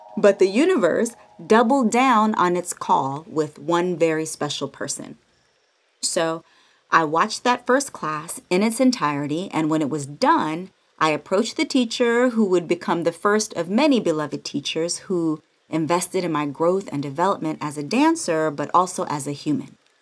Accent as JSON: {"language": "English", "area": "the Bay Area", "region": "California", "country": "United States", "moved": "yes", "lives_now": "Los Angeles, United States", "said": "I'm from the Bay all day, San Francisco and Oakland alike. And since I moved"}